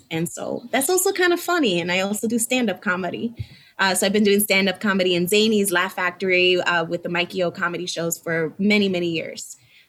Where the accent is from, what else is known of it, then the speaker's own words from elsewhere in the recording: United States; growing up in Humble Park, you always see performances.